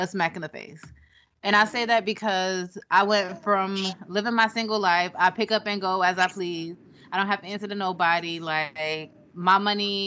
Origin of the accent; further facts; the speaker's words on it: Jamaica; I'm Jamaican